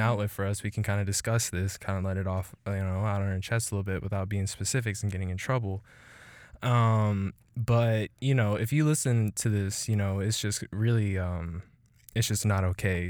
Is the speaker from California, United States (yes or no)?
no; Killeen, Texas, United States; This is all my city, two five four